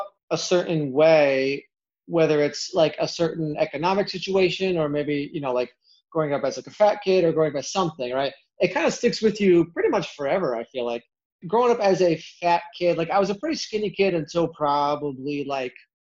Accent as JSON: {"language": "English", "region": "Iowa", "country": "United States", "tie": "born or raised there", "said": "I grew up in Iowa, and in the Midwest, a lot of people are pretty chunky"}